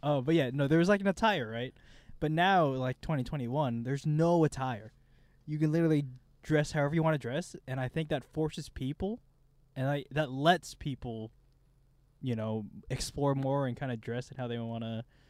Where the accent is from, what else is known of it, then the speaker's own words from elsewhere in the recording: Kansas, United States; growing up in Kansas